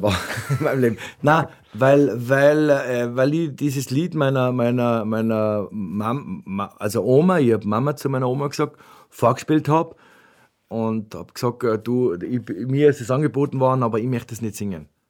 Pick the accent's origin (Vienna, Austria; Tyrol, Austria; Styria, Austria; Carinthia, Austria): Tyrol, Austria; Ötz; meine Mutter äh, äh mich besucht hat, äh, äh bei uns in Ötz